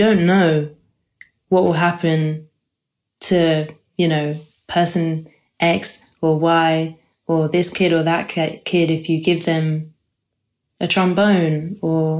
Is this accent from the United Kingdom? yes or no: yes; London, United Kingdom; I grew up in London. Grew up in Camden Town.